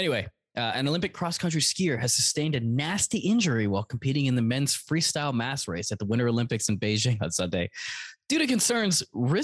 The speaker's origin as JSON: {"language": "English", "country": "Canada", "tie": "born or raised there", "said": "we grew up in Canada"}